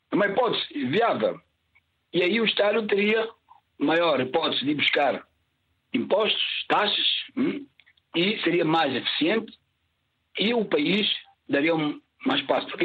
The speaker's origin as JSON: {"language": "Portuguese", "country": "São Tomé & Príncipe", "tie": "born or raised there", "said": "Eu sou santo santomense, nasci em Santo Tomé."}